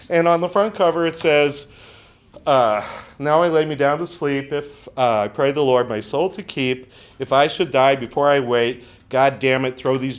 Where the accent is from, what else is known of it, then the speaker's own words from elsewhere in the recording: near Galveston, Gulf Coast of Texas, United States; And I grew up on the Gulf Coast of Texas, about a mile down the road from Sheldon Cooper. At least that's what he says. So near Galveston is where I'm from.